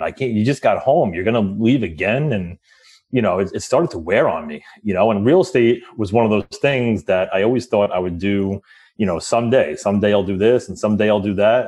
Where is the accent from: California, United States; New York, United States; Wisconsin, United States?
New York, United States; I grew up right outside of New York City